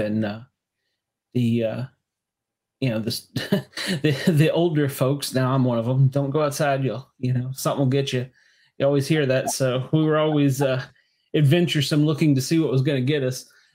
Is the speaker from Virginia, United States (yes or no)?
yes; Northern Virginia, United States; moved away; also born or lived in Tennessee; I originally from Northern Virginia, Washington, D.C. area. Grew up there